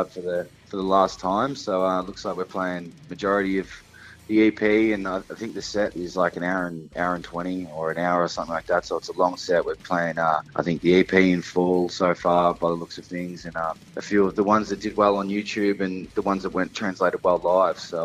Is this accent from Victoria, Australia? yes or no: yes; Sunbury, Victoria, Australia; born or raised there